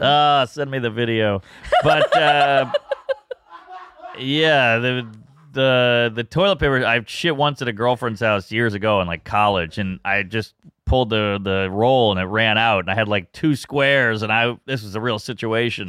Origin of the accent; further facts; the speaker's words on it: Louisiana, United States; I'm from Louisiana